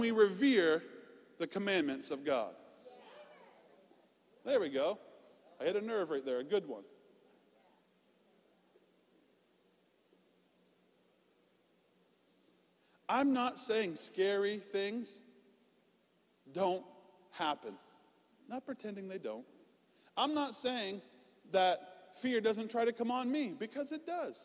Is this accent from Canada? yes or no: yes; Canada; now in United States; I'm Canadian.